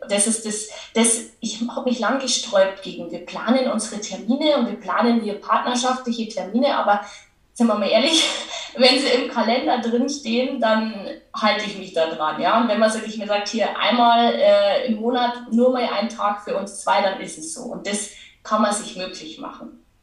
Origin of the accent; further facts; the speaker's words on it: Lower Bavaria, Germany; accent: Bavarian; man hört es ja auch an meinem Dialekt. Ich, ich komme aus Niederbayern